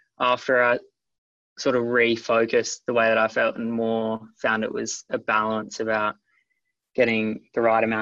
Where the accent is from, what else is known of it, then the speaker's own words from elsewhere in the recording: Yallingup, Western Australia, Australia; I grew up in Yarling up in the Southwest Australia.